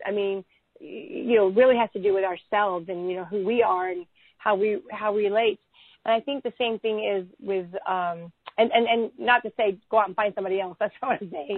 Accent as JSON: {"language": "English", "region": "Texas", "country": "United States", "said": "being a Texan"}